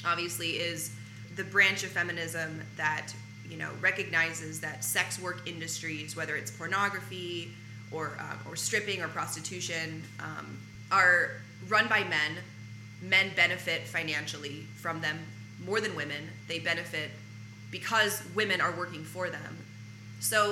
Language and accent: English; Arkansas, United States; now in Los Angeles, United States; I'm from Arkansas